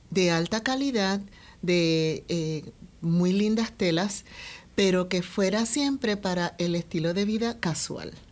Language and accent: Spanish; Puerto Rico; yo soy de Puerto Rico, nacida y criada aquí en Puerto Rico, y siempre con el gran deseo de ser de gran contribución a nuestro país.